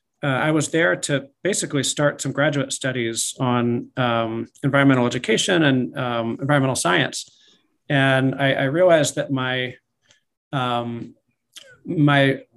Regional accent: Delaware, United States; moved away as an adult; now in Seattle area, United States; My wife grew up in the area. I grew up in Delaware. And so we moved out here as a family 2014.

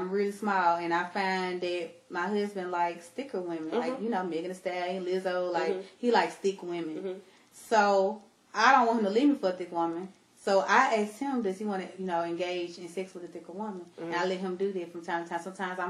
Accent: Mississippi, United States; moved away; we're from Mississippi.

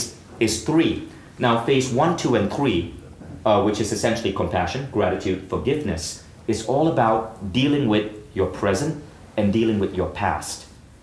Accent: India; And I can say that because I'm from India.

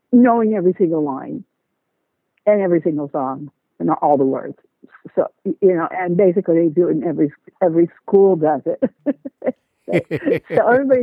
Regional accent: Seattle, Washington, United States; now in Florida, United States; I'm from Seattle, Washington

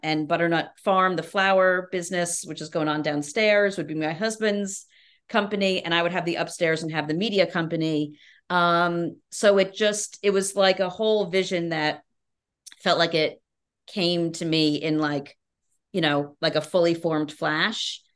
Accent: Albany, New York, United States; I'm from New York State, but from Albany upstate, which is much different than the city

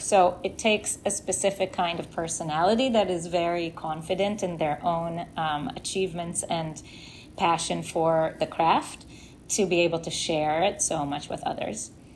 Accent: Israel; moved away as an adult; now in New York, United States; I grew up in Israel

